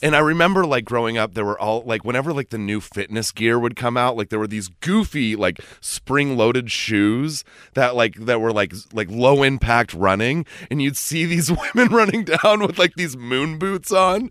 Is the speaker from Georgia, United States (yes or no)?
no; Los Gatos, California, United States; I grew up in Los Gatos